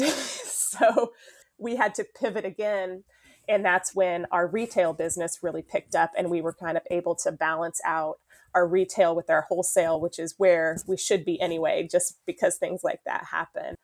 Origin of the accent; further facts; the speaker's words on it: Eureka, Kansas, United States; We did open up a brick and mortar store this fall in Eureka, Kansas, which is my hometown